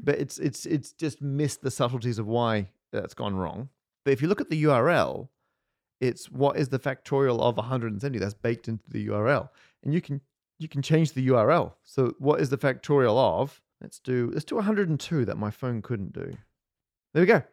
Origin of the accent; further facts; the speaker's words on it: Australia; moved away as an adult; now in United Kingdom; growing up in Australia